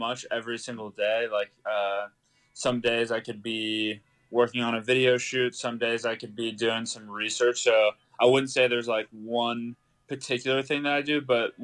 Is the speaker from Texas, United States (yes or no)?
yes; Austin, Texas, United States; So I grew up in Austin, Texas